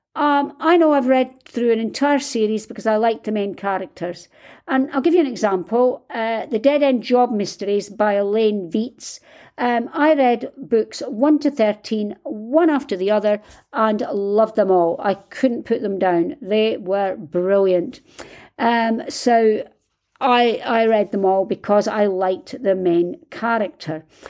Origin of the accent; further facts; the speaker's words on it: United Kingdom; I'm British, and we don't do this